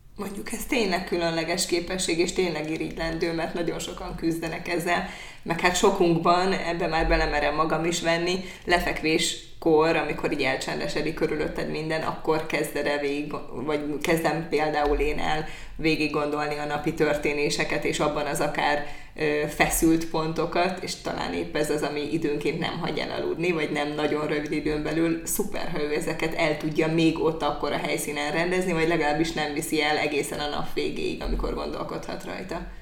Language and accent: Hungarian; Hajdúdorog, Hajdú-Bihar, Hungary; now in Debrecen, Hungary; én hajdudorok szélén nőttem föl